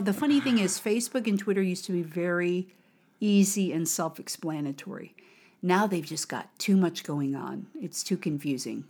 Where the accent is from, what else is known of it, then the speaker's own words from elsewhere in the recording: United States; from America